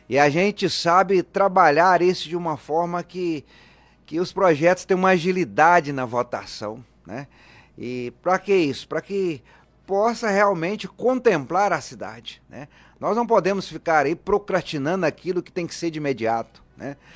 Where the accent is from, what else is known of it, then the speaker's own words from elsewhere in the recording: Luziânia, Goiás, Brazil; Sou natural de Lusiânia.